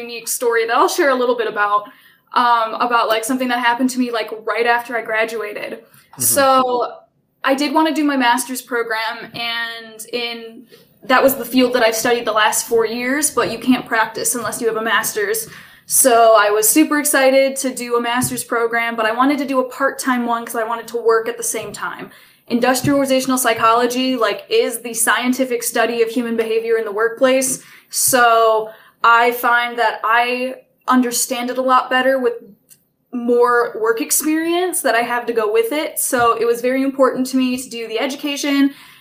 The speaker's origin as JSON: {"language": "English", "town": "Port Huron", "region": "Michigan", "country": "United States", "moved": "yes", "said": "I'm originally from Port Huron, Michigan"}